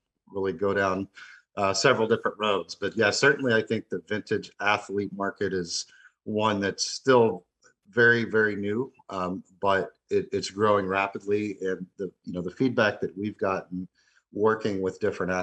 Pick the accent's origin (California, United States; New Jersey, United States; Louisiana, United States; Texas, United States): Texas, United States; Dallas; moved away as an adult; now in Merritt Island, United States; I was born and raised in the Metroplex. I actually just moved to Florida about a month ago